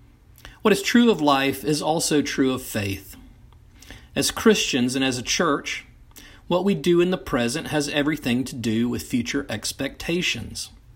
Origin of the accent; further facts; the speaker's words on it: Knoxville, Tennessee, United States; in the fifth grade growing up in Knoxville, Tennessee